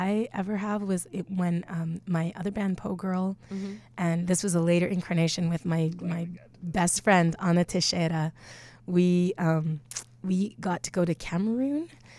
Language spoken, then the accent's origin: English; Canada; That as a Canadian.